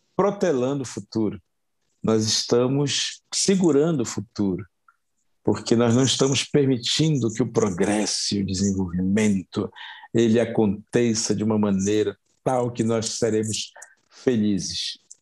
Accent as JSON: {"language": "Portuguese", "country": "Brazil", "said": "a gente se constituir como, como, como brasileiros"}